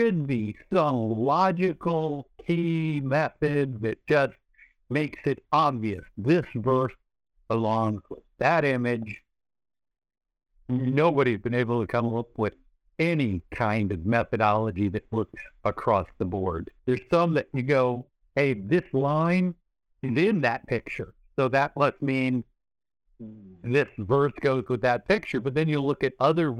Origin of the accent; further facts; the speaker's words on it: California, United States; I'm from California.